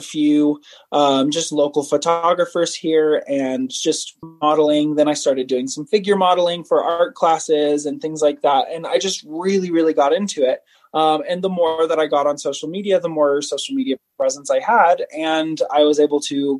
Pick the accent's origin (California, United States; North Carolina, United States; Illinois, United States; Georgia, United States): Georgia, United States; Savannah; now in Utah, United States; I'm from Savannah.